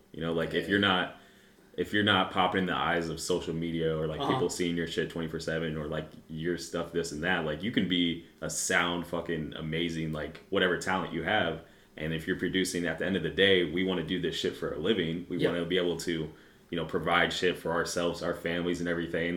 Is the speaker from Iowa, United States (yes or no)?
yes; Des Moines, Iowa, United States; I'm from Des Moines, I'm from here